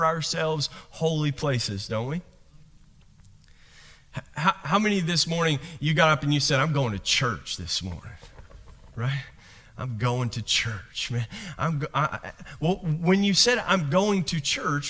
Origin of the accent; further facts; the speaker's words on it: Kentucky, United States; accent: southern; moved away as an adult; also born or lived in Southern California; now in California, United States; a kid from Kentucky